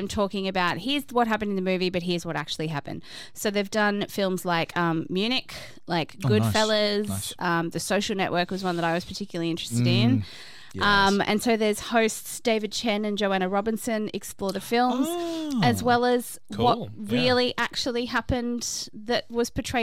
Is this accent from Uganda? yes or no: no; Australia; I am Australian